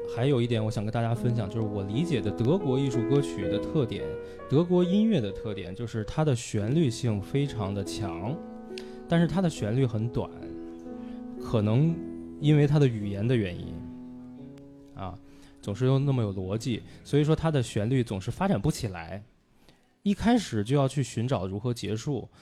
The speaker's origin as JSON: {"language": "Chinese", "country": "China", "also_born_or_lived": "Weimar, Germany", "moved": "yes", "said": "我们中国人"}